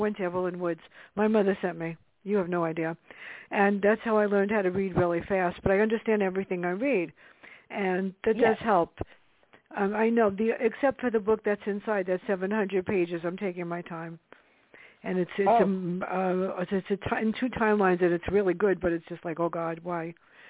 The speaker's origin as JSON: {"language": "English", "town": "New York City", "region": "New York", "country": "United States", "tie": "born or raised there", "said": "Well, I grew up in the South Bronx, so that's probably why."}